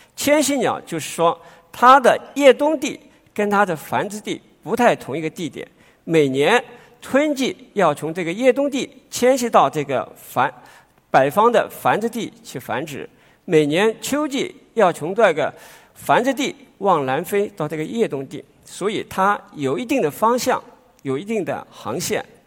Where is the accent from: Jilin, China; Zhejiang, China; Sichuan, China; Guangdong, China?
Guangdong, China; Guangdong people, China; 我们广东人